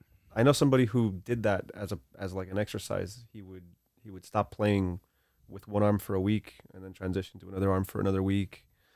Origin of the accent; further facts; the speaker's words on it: Hialeah, Florida, United States; also born or lived in Cuba; when we came to this country, that's where we grew up.